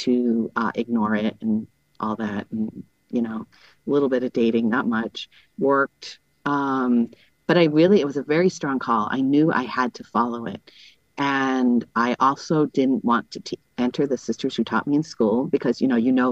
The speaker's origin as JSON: {"language": "English", "region": "Massachusetts", "country": "United States", "also_born_or_lived": "Summit, New Jersey", "moved": "as an adult", "lives_now": "Bronx, New York, United States", "said": "I'm from Massachusetts. Not that Massachusetts is a great place, but I'm from Massachusetts"}